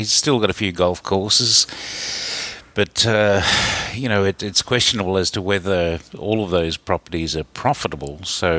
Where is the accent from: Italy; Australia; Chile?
Australia; moved away as an adult; now in New York, United States